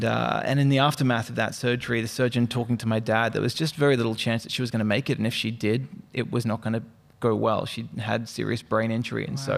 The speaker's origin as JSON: {"language": "English", "town": "Melbourne", "region": "Victoria", "country": "Australia", "tie": "born or raised there", "also_born_or_lived": "Brisbane", "accent": "mixed", "said": "So I was born in Melbourne. I'm Aussie through and through, even though my accent is all over the place now. I grew up a little bit in Melbourne, so AFL runs in my blood."}